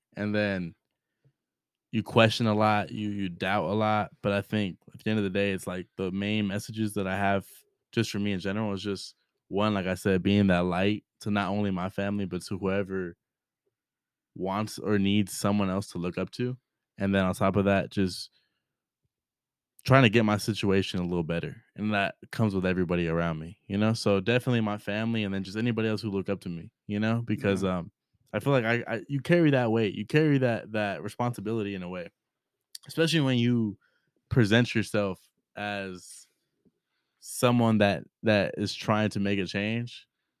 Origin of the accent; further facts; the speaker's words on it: Rubidoux, California, United States; especially in where I grew up in Rubidoux.